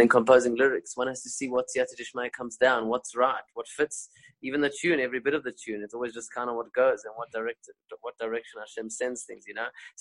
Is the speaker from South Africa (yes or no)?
yes; South Africa; first language Spanish; moved away; also born or lived in Israel; I'm a South African.